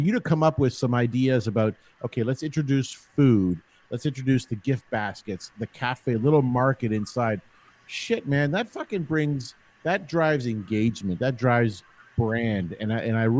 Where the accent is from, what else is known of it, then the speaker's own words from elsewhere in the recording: Toronto, Ontario, Canada; also born or lived in Woodbridge; I was a St. Clair boy